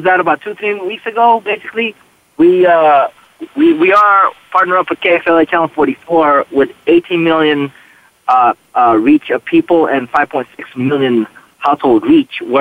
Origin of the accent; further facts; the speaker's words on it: United States; I'm Filipino-American